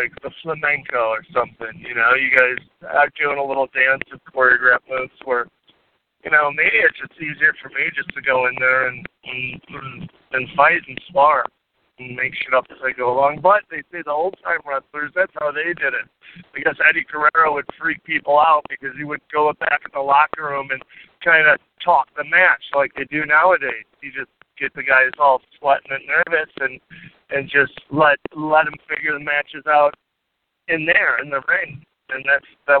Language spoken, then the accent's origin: English; Munster, Indiana, United States; moved away; my hometown of Munster